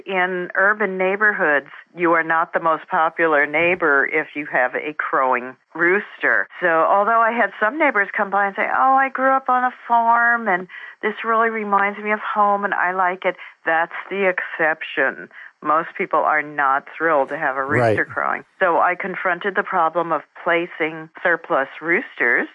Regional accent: New Jersey, United States; moved away; also born or lived in San Jose; I grew up in New Jersey, just outside New York City, and I was very much an urban girl

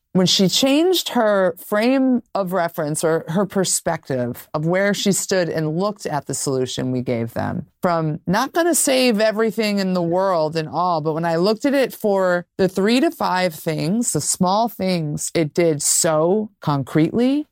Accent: New York, United States; I'm a New Yorker through and through

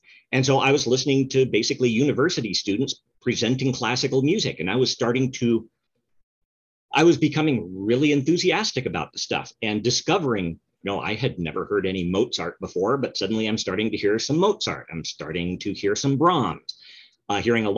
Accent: Reno, Nevada, United States; first language English; also born or lived in Oregon; I'm in Reno, Nevada. I was born in Oregon, but have been living in Reno for most of the last five plus decades

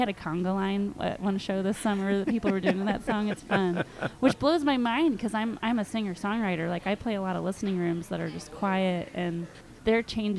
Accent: Cincinnati, Ohio, United States; now in Goshen, Indiana, United States; But I grew up in Cincinnati

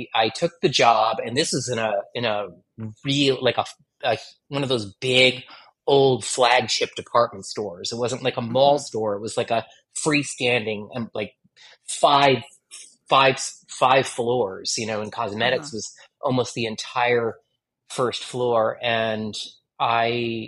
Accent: Connecticut, United States; moved away as an adult; I started working in a department store near my hometown in Connecticut

